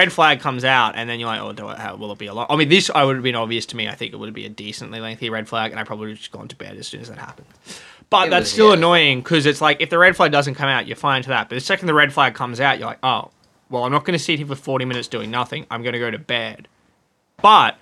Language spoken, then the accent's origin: English; Australia; As an Australian